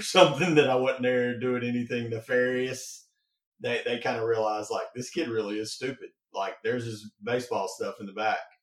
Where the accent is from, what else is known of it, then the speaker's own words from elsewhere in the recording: Mississippi, United States; I'm from Mississippi.